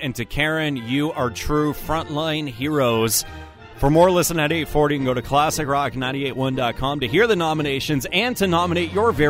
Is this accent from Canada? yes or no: yes; London, Ontario, Canada; as a Londoner